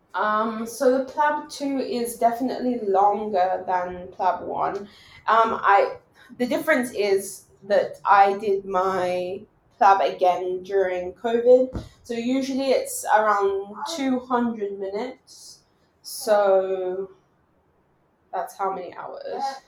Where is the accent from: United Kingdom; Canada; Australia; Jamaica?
United Kingdom; England; moved away as an adult; I grew up in England and my family is there